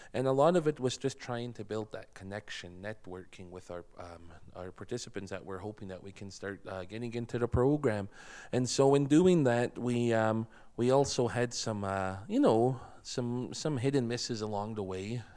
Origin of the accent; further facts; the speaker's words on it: Blood Reserve, Alberta, Canada; moved away as an adult; now in Lethbridge, Canada; I'm from the Blood Reserve. I was born and raised, and I've been living here in the city for a little over three years now.